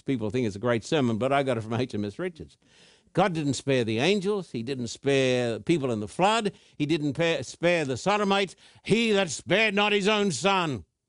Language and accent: English; Thousand Oaks, California, United States; my hometown of Thousand Oaks